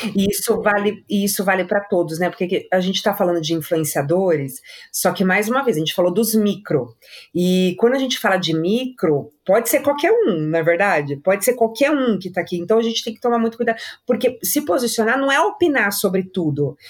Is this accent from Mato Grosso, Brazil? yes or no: no; São Paulo, Brazil; eu sou paulista